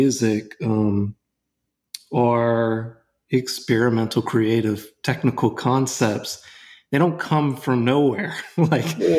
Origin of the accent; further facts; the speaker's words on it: Louisiana, United States; I'm from Louisiana